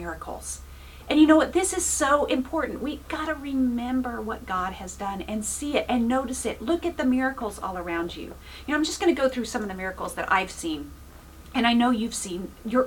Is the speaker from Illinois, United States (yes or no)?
no; Oklahoma, United States; now in California, United States; I come from Oklahoma.